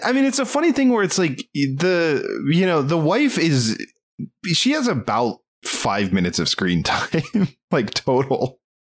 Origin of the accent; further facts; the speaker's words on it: Maryland, United States; we're from Maryland, or I'm from Maryland